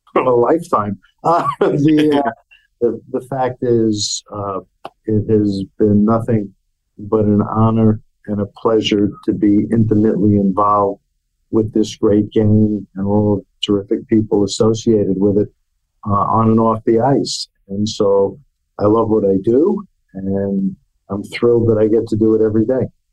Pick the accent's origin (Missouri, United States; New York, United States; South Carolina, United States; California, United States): New York, United States; New York City; as a youngster growing up in New York City